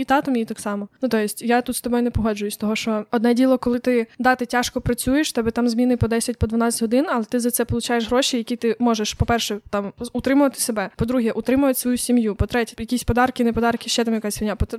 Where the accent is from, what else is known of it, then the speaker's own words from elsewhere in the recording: Ukraine; first language Ukrainian; я живу в Україні, розмовляю українською, це моя рідна мова. Я тут виросла